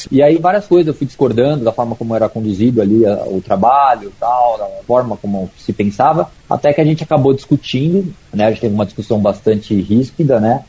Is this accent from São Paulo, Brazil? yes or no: yes; São Paulo, Brazil; also born or lived in Araraquara; eu sou de São Paulo, mas eu fiz faculdade em Araraquara